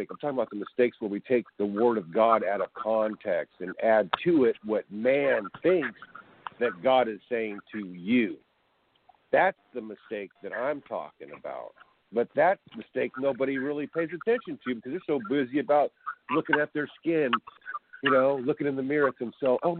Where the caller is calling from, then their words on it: California, United States; Uh, this is California, Cali, Cali, Cali.